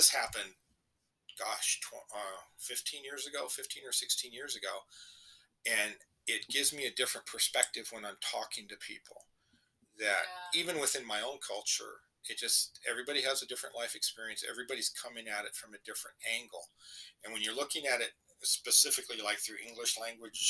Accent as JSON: {"language": "English", "region": "California", "country": "United States", "said": "I'm from California"}